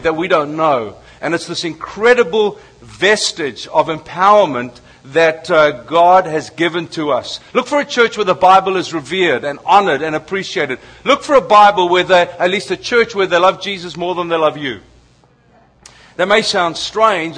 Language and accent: English; South Africa; as a South African